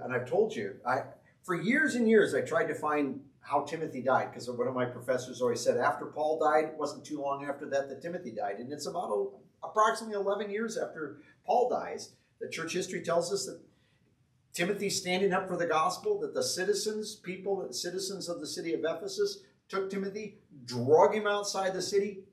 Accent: Greene, Iowa, United States; moved away; I'm from Green, Iowa.

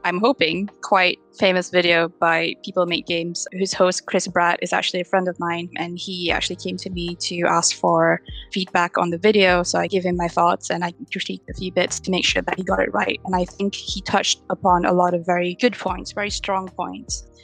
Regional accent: Petaling Jaya, Selangor, Malaysia; moved away as an adult; now in London, United Kingdom; I am a UI UX designer based in London, UK. But I'm from Petaling Jaya, Malaysia, where I studied digital animation in the One Academy

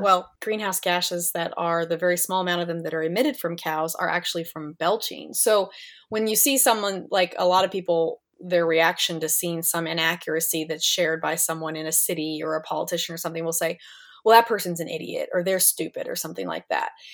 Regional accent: Kansas, United States; I grew up here in Kansas

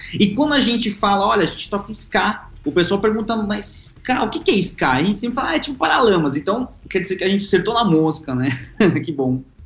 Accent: Argentina; now in Brazil; eu sou argentino

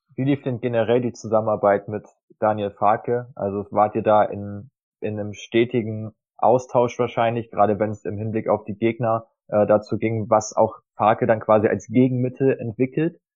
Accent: Germany; als Deutscher

